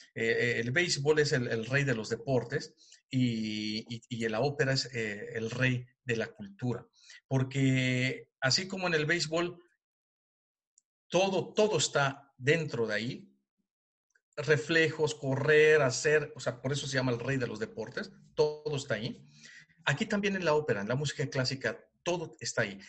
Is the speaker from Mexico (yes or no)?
yes; Mexico; moved away as an adult; now in Germany; yo como mexicano, fuera de mi país